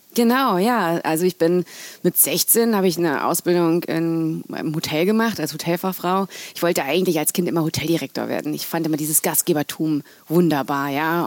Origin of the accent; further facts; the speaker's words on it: North Rhine-Westphalia, Germany; moved away as an adult; also born or lived in London; ich komme aus Nordrhein-Westfalen